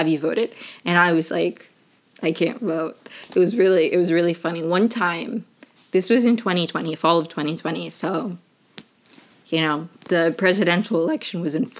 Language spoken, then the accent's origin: English; Maryland, United States; also born or lived in Venezuela; I'm originally from Venezuela, but I grew up in Maryland right outside of DC.